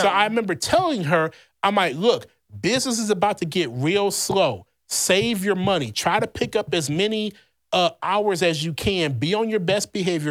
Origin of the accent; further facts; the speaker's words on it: Louisiana, United States; moved away; my home state, Louisiana